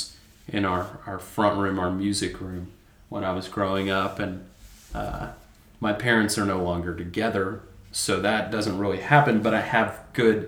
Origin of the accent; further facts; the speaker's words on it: Amarillo, Texas, United States; also born or lived in Nashville, Tennessee; I moved to Amarillo when I was 9 months old